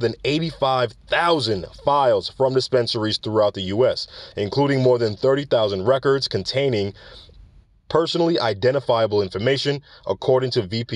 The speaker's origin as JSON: {"language": "English", "region": "New York", "country": "United States", "tie": "born or raised there", "moved": "yes", "said": "That's my hometown. That's where I'm from. All right, you can hear it in the accent sometimes when it comes out"}